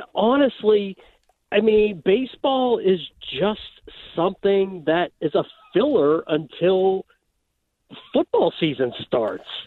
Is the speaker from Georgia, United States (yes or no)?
no; Pittsburgh, Pennsylvania, United States; now in Central Illinois, United States; I grew up in Pittsburgh